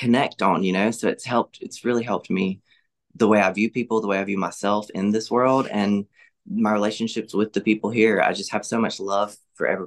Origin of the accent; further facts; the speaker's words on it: Laurel, Mississippi, United States; I grew up in the Southern Baptist Church here in Laurel with my family